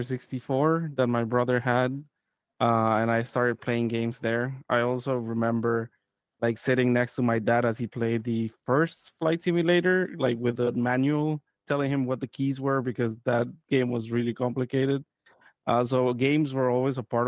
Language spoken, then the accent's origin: English; Costa Rica; I'm also from Costa Rica.